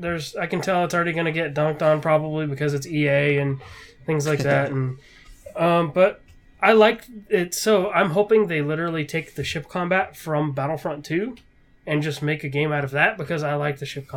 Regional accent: West Coast, United States; I'm from the West Coast

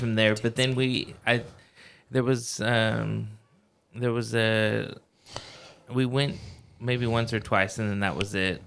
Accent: Fowler, California, United States; now in Kingsburg, United States; I grew up in Fowler uh, pretty much my whole life

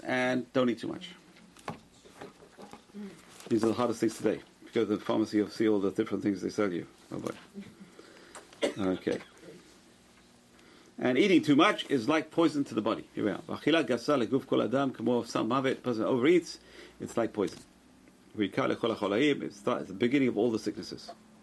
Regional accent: London, United Kingdom; moved away; growing up in London, they had bathhouses, public bathhouses

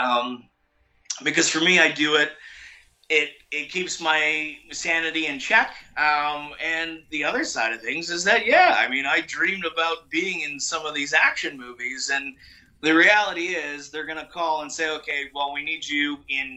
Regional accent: Canada; I'm Canadian

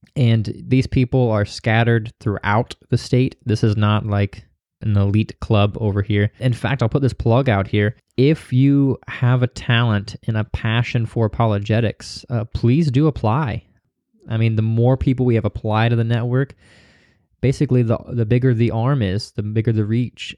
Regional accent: Missouri, United States; I'm from Missouri

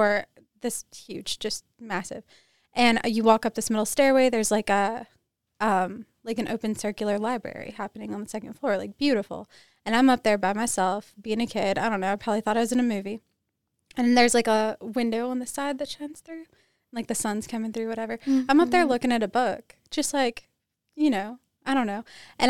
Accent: Columbus, Mississippi, United States; So I grew up in Columbus, Mississippi a lot when I was a kid.

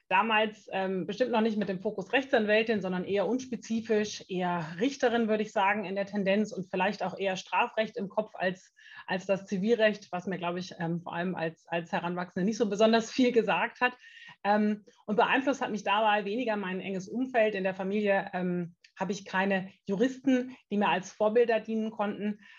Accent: Germany; Ich komme tatsächlich äh, gar nicht so weit entfernt. Ungefähr äh, 40 Kilometer sind es aus meinem Heimatort bis nach Bielefeld.

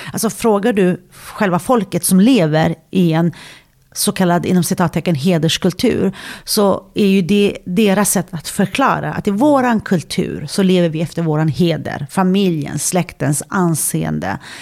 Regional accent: Sweden; jag är född och uppvuxen i Sverige

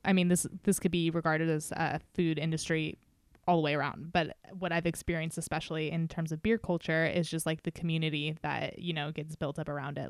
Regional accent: Novato, California, United States; moved away; not like Nevada is my hometown, but, you know, I definitely did some growing up here

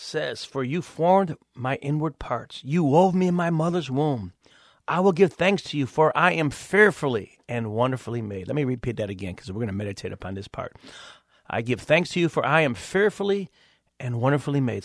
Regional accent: Cleveland, Ohio, United States; I'm actually from Cleveland, Ohio

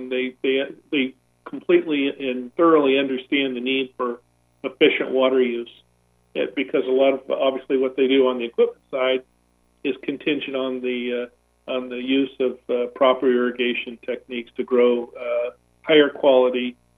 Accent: Escondido, California, United States; based in Escondido, my hometown

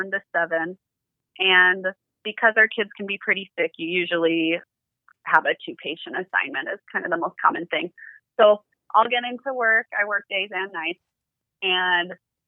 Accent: California, United States; moved away as an adult; also born or lived in Utah; now in Salt Lake City, United States; I am originally from California, but I stayed up in Utah after school

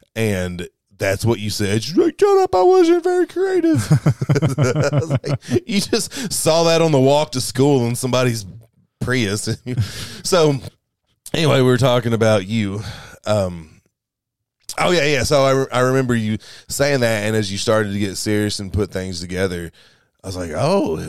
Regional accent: Kentucky, United States; All right. I'm from Kentucky, and I've got the Colonel coming to taste test.

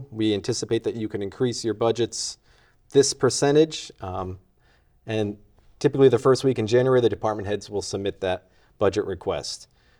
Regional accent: Shrewsbury, Massachusetts, United States; also born or lived in Worcester; But I was born in Worcester and was raised in Shrewsbury. So I didn't even have to, like, convince my wife to come back here.

